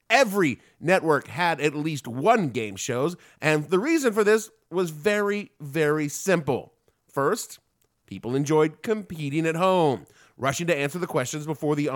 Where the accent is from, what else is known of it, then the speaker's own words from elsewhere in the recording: Southern United States, United States; accent: southern; my southern accent was so thick when I was a kid